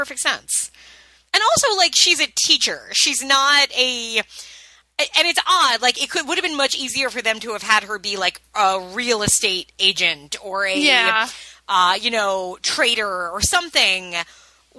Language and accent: English; Medford, New York, United States; it was the town of Medford, yeah, which is where I'm from